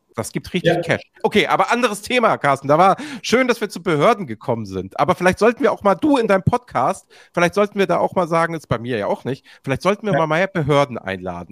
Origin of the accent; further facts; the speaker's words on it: Hamburg, Germany; als Hamburger